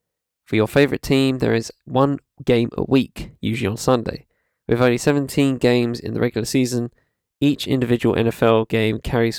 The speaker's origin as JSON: {"language": "English", "region": "Ohio", "country": "United States", "tie": "born or raised there", "said": "when my home state's Buckeyes triumphed in a nail-biter to win the national championship."}